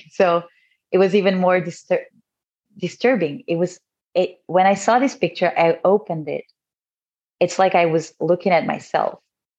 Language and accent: English; France; now in Abu Dhabi, United Arab Emirates; I'm 32. I was born and raised in France, but I currently live in Abu Dhabi with my husband and my daughter.